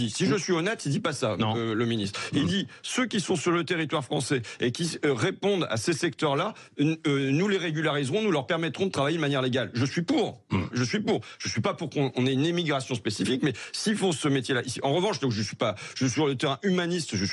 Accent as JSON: {"language": "French", "country": "France", "tie": "born there", "said": "Je suis né en France, je suis député français"}